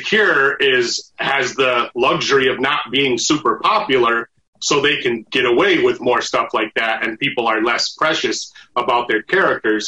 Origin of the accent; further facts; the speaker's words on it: Arizona, United States; also born or lived in Michigan; now in Los Angeles, United States; I fucking grew up in Arizona